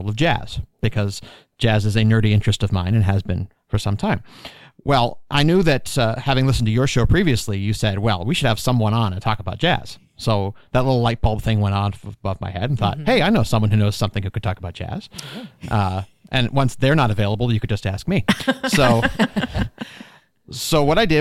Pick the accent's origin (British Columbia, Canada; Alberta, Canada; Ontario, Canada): Ontario, Canada; Toronto; moved away; I've got a little bit of cold heritage growing up in Toronto